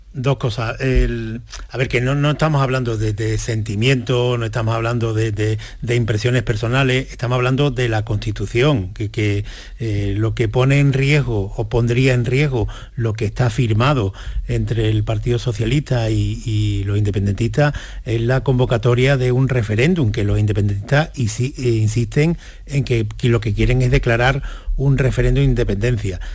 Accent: Spain; como españoles

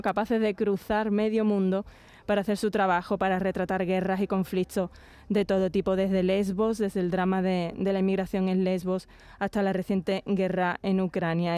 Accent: Jerez de la Frontera, Andalusia, Spain; Los dos somos de Jerez, del gremio

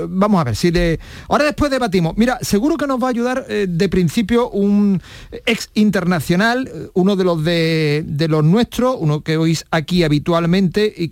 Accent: Spain; Pero ya sabes tú cómo somos los españoles

